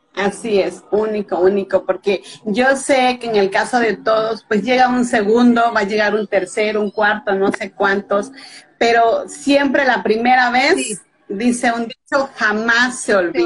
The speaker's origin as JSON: {"language": "Spanish", "region": "Veracruz", "country": "Mexico", "tie": "born or raised there", "said": "soy veracruzana de nacimiento, o sea, del estado de Veracruz en México, eh, casi es pura costa. Y aquí en este estado nací y en este estado actualmente radico."}